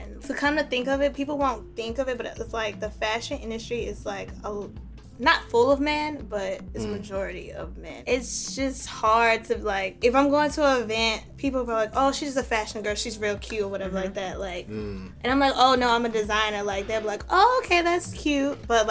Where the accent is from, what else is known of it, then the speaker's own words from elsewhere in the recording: Alabama, United States; It's just, I'm excited that I'm breaking walls, especially from Alabama.